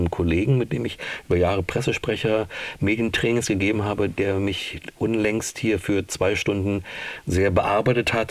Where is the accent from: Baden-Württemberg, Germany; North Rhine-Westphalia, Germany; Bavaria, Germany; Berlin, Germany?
Berlin, Germany; Aber es war so ein Genuss, die eine zu hören als Berlinerin